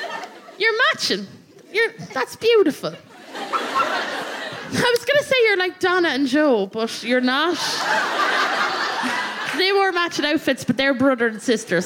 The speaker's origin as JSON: {"language": "English", "town": "Athlone", "region": "Westmeath", "country": "Ireland", "tie": "born or raised there", "said": "They came through my hometown in a limo"}